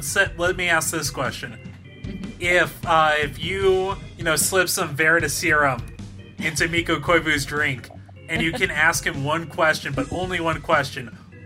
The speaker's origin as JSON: {"language": "English", "town": "San Diego", "region": "California", "country": "United States", "tie": "born or raised there", "said": "I grew up in San Diego"}